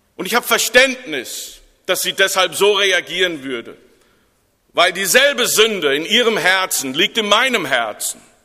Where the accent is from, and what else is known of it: Germany